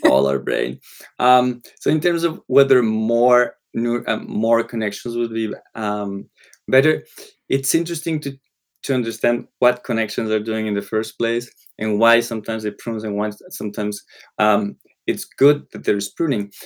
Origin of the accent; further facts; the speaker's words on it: Colombia; first language Spanish; English is a second language; moved away; I grew up in Colombia. Spanish was the language